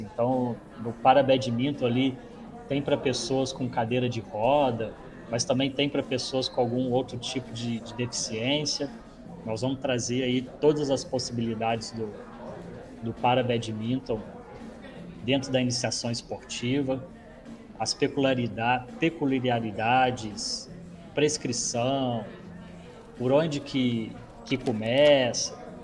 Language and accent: Portuguese; Juiz de Fora, Minas Gerais, Brazil; now in Juazeiro, Brazil; Juiz de Fora é minha cidade natal